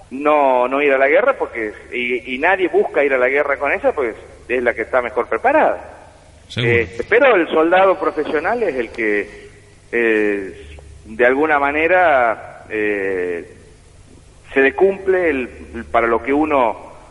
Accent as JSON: {"language": "Spanish", "region": "San Luis", "country": "Argentina", "tie": "born or raised there", "said": "nací en San Luis y viví hasta los 18 años en San Luis. Hice toda la, primaria y la secundaria en San Luis."}